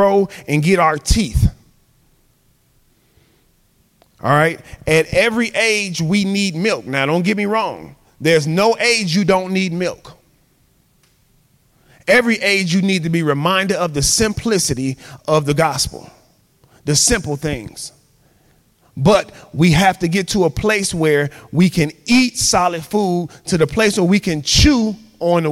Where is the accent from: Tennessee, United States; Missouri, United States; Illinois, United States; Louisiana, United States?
Illinois, United States; Chicago; I'm from Chicago